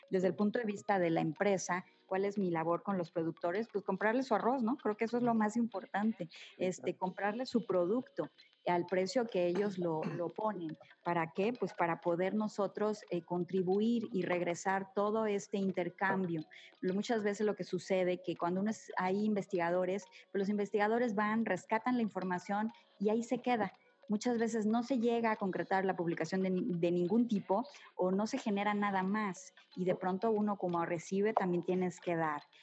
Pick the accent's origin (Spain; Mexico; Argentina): Mexico; Cuernavaca, Morelos; yo nací aquí en Cuernavaca, yo soy mm. morelense 100% y me siento súper orgullosa